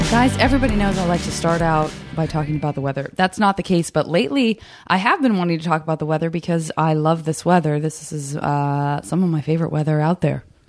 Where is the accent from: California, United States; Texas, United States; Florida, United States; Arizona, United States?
Arizona, United States; Tucson; moved away; all my summers growing up in Tucson